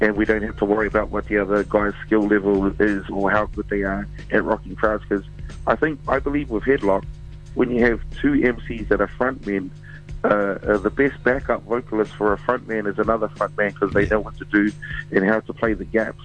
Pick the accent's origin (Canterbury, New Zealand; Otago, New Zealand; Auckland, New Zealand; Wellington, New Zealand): Wellington, New Zealand; I'm from Wellington